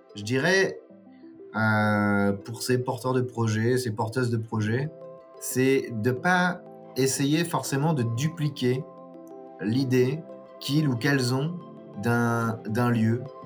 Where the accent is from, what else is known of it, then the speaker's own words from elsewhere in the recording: Nord, Hauts-de-France, France; moved away as an adult; now in Dijon, France; je suis originaire du Nord, mais j'habite à, à Dijon depuis 15 ans maintenant